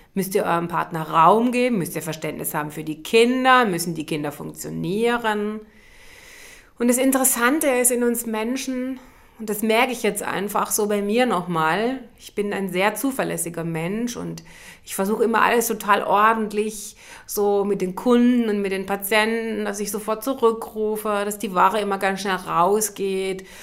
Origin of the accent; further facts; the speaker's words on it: Germany; als Deutsche